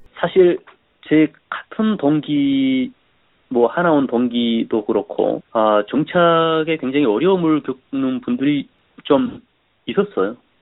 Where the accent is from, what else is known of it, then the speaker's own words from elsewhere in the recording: North Korea; moved away as an adult; also born or lived in South Korea; now in United States; 북한에서도 저는 뭐 굉장히 열심히 산 사람인데